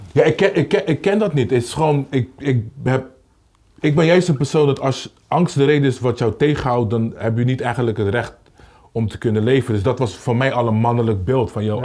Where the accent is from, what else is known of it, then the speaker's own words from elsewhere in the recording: Rotterdam, South Holland, Netherlands; Ik kom van Kruiskade, dus dan, als je een kleine jongen bent je hebt niet een omgeving waar iemand zegt dat kan je niet doen.